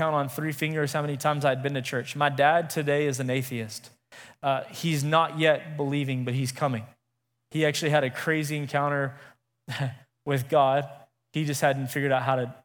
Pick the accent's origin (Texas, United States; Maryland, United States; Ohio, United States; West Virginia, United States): Texas, United States; Midland; also born or lived in Lubbock; I'm from Midland originally